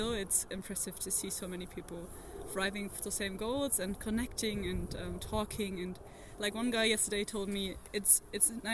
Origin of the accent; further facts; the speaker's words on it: Berlin, Germany; I'm from Germany, Berlin, where I'm studying international forest ecosystem management